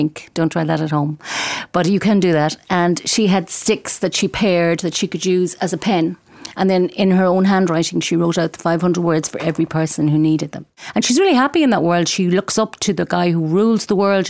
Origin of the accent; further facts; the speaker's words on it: Galway, Connacht, Ireland; I'm from Galway and I write books for children